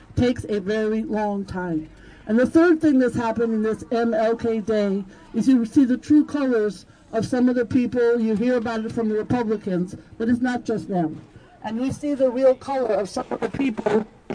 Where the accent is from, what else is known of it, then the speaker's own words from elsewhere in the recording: New York, United States; being a New Yorker with values